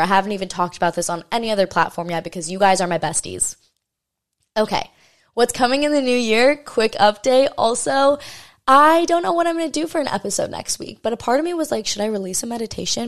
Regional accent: Maui, Hawaii, United States; this is my hometown, you know, this is where I'm born and raised, o, on the island of Maui in Hawaii.

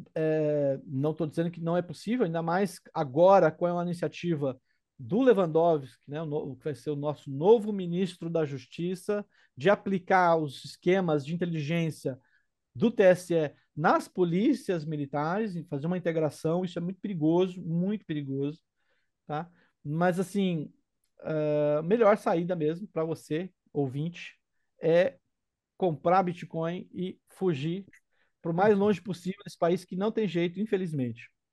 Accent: Brazil; minha casa, minha terra natal

